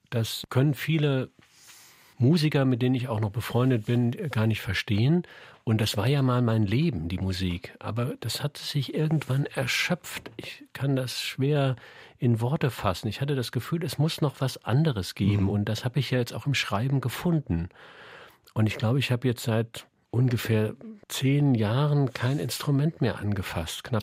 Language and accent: German; Saarland, Germany; accent: Saarland dialect; now in Hamburg, Germany; Ich wohne da jetzt schon so lange, also ich würde mich schon als Hamburger bezeichnen. Aber meine Wurzeln habe ich nach wie vor im Saarland, keine Frage.